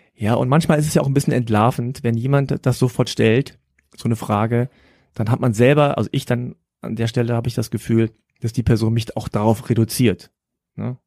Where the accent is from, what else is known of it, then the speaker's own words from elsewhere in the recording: Germany; ich bin hier aufgewachsen in Deutschland und fühle mich in Deutschland natürlich heimisch